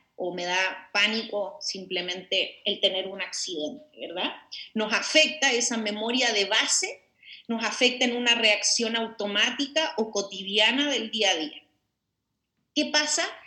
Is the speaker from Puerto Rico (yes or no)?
no; Chile; moved away as an adult; now in Mexico; yo como bien dijiste soy una chilena, pero soy del mundo, de hecho vivo en México hace 10 años